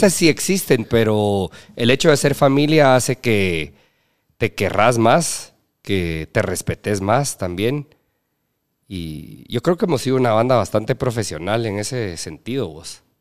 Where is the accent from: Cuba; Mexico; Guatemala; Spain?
Guatemala; Petén; Yo soy petenero